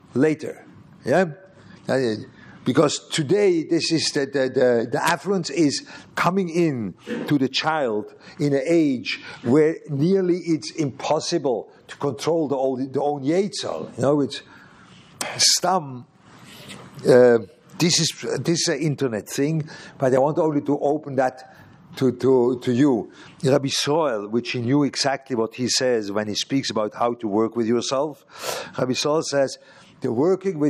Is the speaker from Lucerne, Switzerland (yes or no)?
yes; Lucerne, Switzerland; moved away; Luzern, which was my hometown